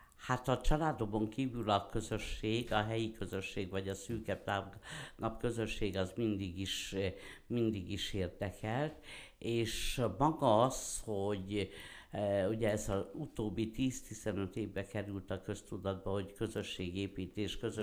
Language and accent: Hungarian; Szirák, Nógrád, Hungary; also born or lived in Veszprém / Debrecen; én Szereden születtem, eh, ma is ott élek